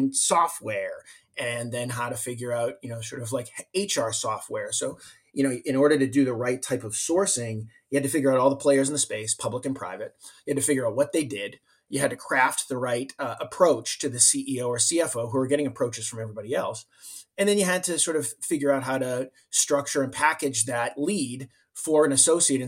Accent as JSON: {"language": "English", "town": "Medford", "region": "Massachusetts", "country": "United States", "tie": "born or raised there", "said": "I grew up in Boston. I grew up in a town called Medford, Mass"}